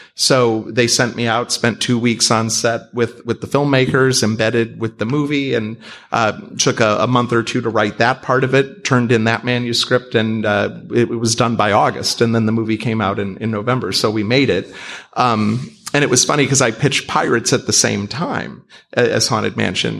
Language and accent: English; Cleveland, Ohio, United States; I'm some schmuck from Cleveland who got lucky